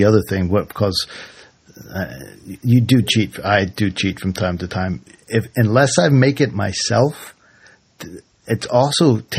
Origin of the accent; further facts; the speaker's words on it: Washington, District of Columbia, United States; I grew up in Washington D.C. in this transitional neighborhood. That's a nice way of saying a not so nice neighborhood.